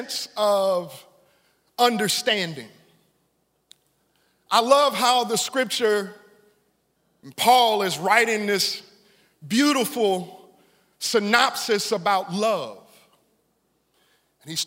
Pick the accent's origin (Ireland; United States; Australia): United States; Silsbee, Texas; as a young boy growing up in Silsbee, Texas, I lived in a neighborhood on 405 South 15th Street.